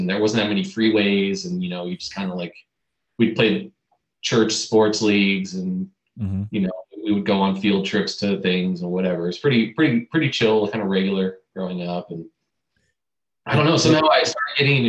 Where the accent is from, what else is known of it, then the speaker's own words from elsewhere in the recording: San Francisco Bay Area, California, United States; moved away as an adult; now in Burbank, United States; Currently I live in Burbank, California, down here near LA, and born and raised in the Bay Area